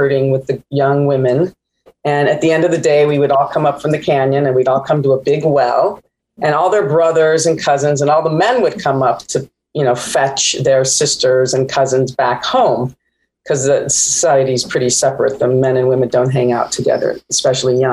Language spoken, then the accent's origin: English; Palm Springs, California, United States; also born or lived in Jerusalem; I was born in Jerusalem. I was raised in Palm Springs.